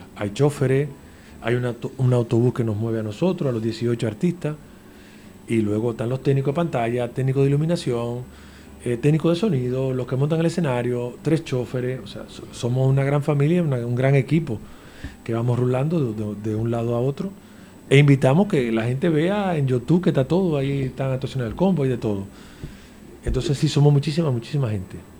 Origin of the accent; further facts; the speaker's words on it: Dominican Republic; now in Canary Islands, Spain; soy de República Dominicana